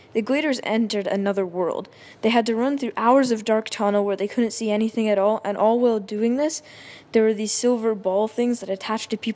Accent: Canada; I'm really Canadian

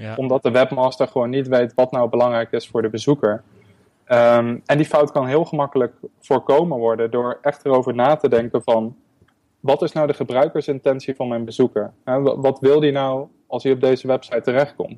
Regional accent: Netherlands; moved away as an adult; also born or lived in Berlin; ik heb Nederland echt voor een onbepaalde tijd achtergelaten

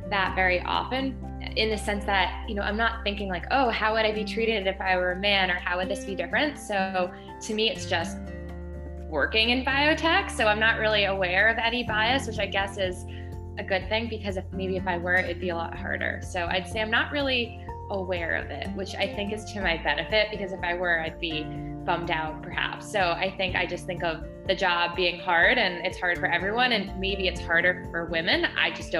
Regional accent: Northern New Jersey, United States; I grew up in Northern New Jersey

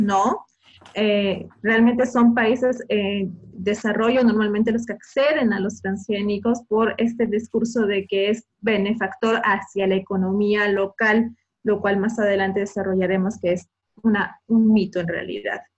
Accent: Bolivia

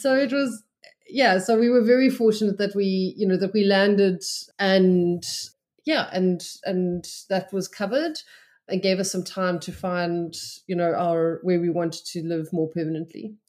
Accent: Cape Town, Western Cape, South Africa; moved away as an adult; also born or lived in Johannesburg; now in St Albans, United Kingdom; We're both originally from Cape Town, but we had moved to Johannesburg for my job, uh, in twenty sixteen

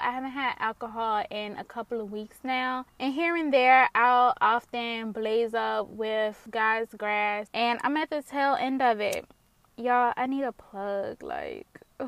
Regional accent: Richmond, Virginia, United States; that's my hometown where I was born, where I'm from, and that's currently where I'm living at this moment

